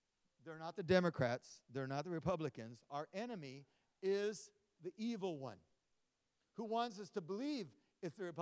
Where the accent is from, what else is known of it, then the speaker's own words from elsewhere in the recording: Los Angeles, California, United States; also born or lived in Fresno, California; I was born in Hollywood